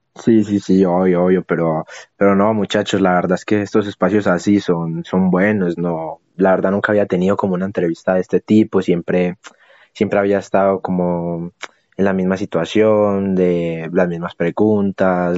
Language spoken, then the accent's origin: Spanish; Boyacá, Colombia; allá en mi tierra, en Boyacá